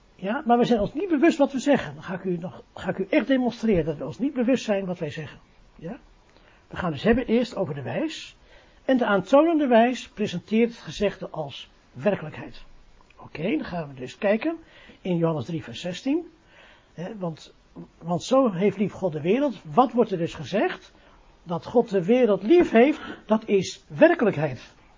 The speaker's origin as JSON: {"language": "Dutch", "country": "Netherlands", "said": "we zijn Nederlanders, we zijn geen Engelsen"}